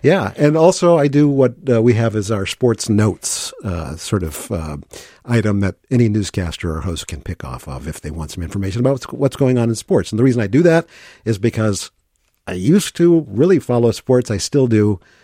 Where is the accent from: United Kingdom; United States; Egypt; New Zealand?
United States; St. Louis, Missouri; moved away as an adult; also born or lived in Virginia / Green Bay, Wisconsin / Madison, Wisconsin; now in Saint Paul, United States